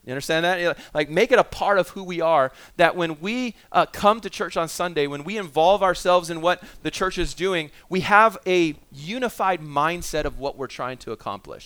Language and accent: English; Vancouver, British Columbia, Canada; I grew up in East